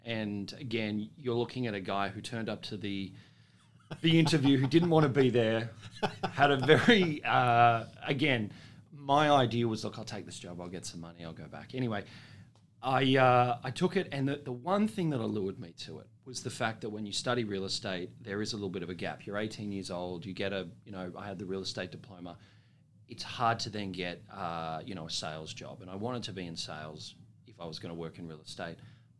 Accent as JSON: {"language": "English", "town": "Sydney", "region": "New South Wales", "country": "Australia", "tie": "born or raised there", "also_born_or_lived": "Dubbo", "said": "I'm a eastern suburbs boy. I grew up in Sydney."}